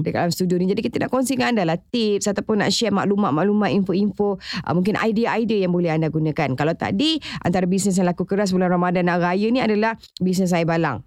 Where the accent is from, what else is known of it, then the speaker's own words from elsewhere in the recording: Johor, Malaysia; rumah saya orang Johor